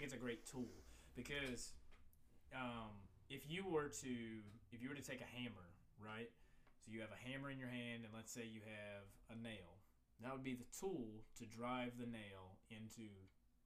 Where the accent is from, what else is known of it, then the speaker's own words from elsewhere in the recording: Virginia, United States; I was raised in Virginia